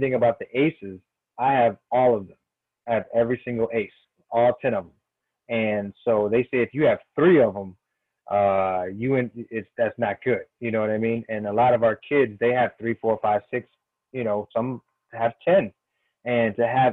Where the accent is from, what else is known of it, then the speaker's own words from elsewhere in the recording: Springfield, Massachusetts, United States; now in Washington, D.C., United States; my hometown, Springfield, Massachusetts